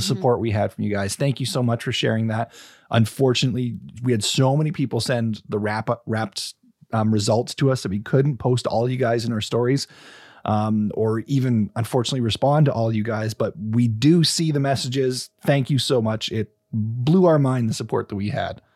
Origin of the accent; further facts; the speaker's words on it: British Columbia, Canada; we're British Columbians